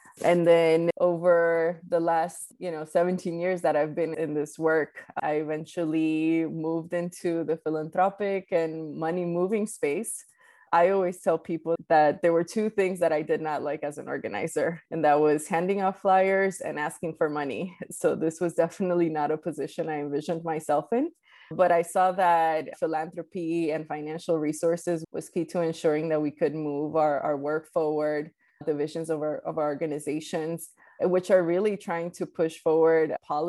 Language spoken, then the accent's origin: English; New York City, New York, United States; English is a second language; also born or lived in Colombia; I was born in Colombia and I grew up undocumented in Queens and New York City